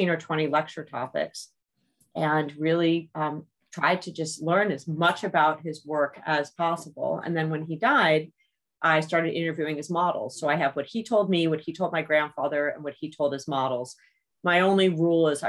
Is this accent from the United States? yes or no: yes; New York City, New York, United States; I grew up in New York City.